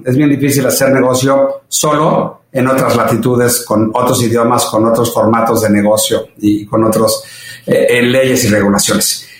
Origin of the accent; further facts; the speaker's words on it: Mexico; soy orgullosamente mexicano